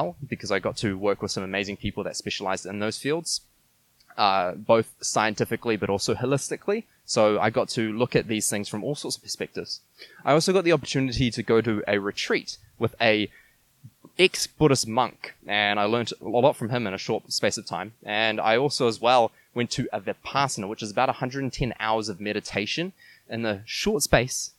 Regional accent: New Zealand; moved away as an adult; also born or lived in Quebec City, Canada; I come from New Zealand

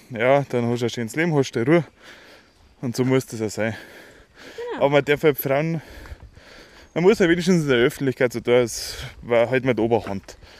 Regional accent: Schrobenhausen, Bavaria, Germany; wir kommen ja aus der Spargelstadt Schrobenhausen

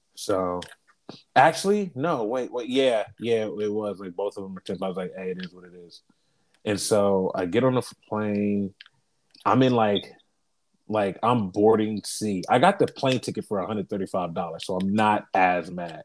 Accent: Columbus, Ohio, United States; moved away as an adult; now in Portland, United States; I'm from Columbus because I'm wearing my fucking Buckeye face mask.

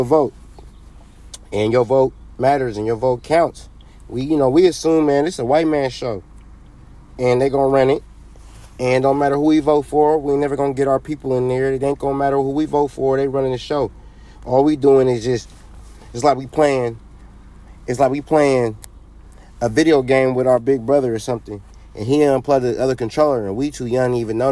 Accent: California, United States; I'm a Californian

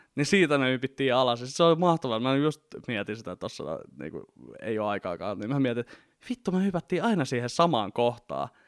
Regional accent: Vantaa, Uusimaa, Finland; mä oon Vantaalta lähtöisin

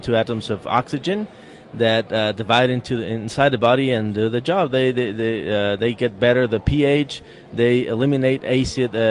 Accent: Querétaro, Mexico; I'm from Querétaro, Mexico, right in the center of Mexico

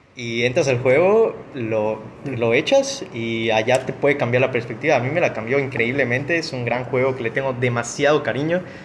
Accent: Mexico; soy mexicano

